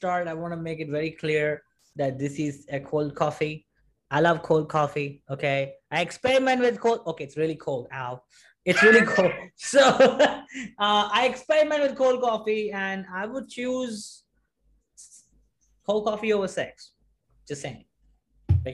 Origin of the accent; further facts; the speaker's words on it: Mumbai, Maharashtra, India; I'm from Mumbai, right? I'm from Mumbai, India